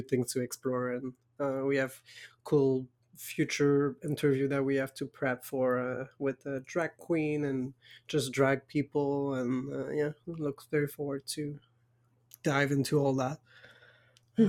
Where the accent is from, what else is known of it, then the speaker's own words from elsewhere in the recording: Quebec, Canada; accent: French Canadian Quebecois; English is a second language; I'm French Canadian and I tried to have an Anglo accent and it doesn't work.